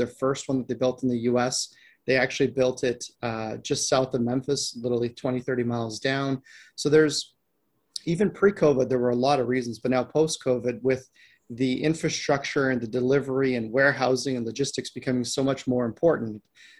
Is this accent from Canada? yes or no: yes; Canada; So both, my partner and I were both Canadians.